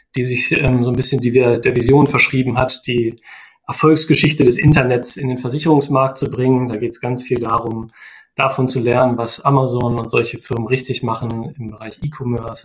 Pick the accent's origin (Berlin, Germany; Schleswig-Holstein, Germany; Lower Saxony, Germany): Lower Saxony, Germany; Osterode am Harz; moved away; ich komme äh, ursprünglich aus Osterode